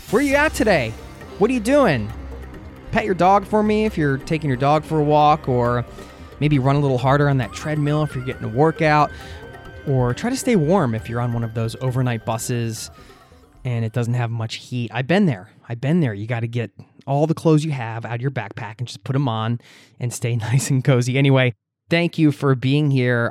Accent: United States; moved away as an adult; now in Oslo, Norway; my home country, the U S

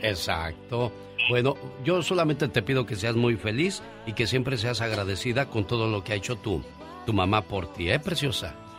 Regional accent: Guerrero, Mexico; moved away; also born or lived in Mexico City; Nosotros somos del estado de Guerrero

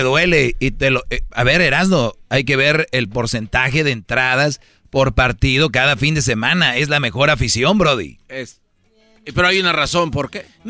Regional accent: Monterrey, Nuevo León, Mexico; yo soy de Monterrey

